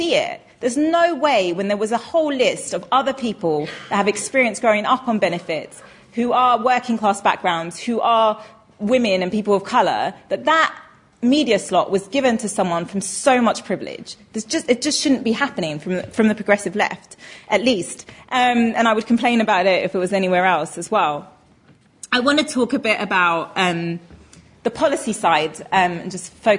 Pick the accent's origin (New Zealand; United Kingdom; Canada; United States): United Kingdom; England; I was born in England and not Pakistan